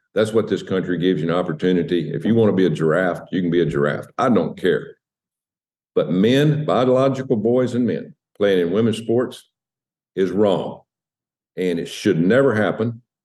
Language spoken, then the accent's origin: English; United States; I'm an American.